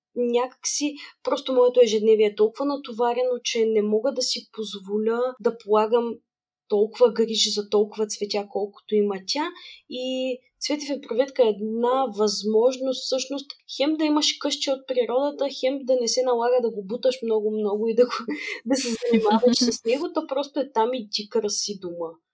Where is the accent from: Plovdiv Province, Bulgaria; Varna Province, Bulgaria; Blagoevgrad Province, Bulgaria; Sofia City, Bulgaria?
Varna Province, Bulgaria; Varna; moved away as an adult; also born or lived in Sofia; аз всъщност съм родом от Варна